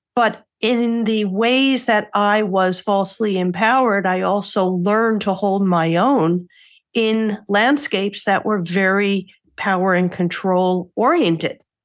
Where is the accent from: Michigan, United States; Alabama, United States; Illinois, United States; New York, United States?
New York, United States; I'm a New Yorker